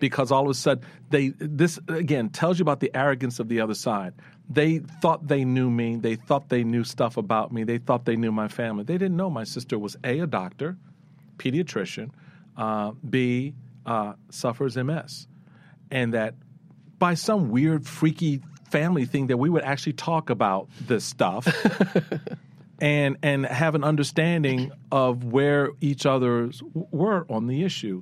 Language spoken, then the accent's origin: English; Washington, District of Columbia, United States; I come from the hood. I come from Eighth Street, Petworth.